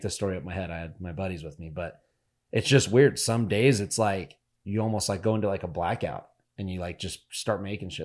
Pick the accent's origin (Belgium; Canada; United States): United States; Northern Nevada; We're from Northern Nevada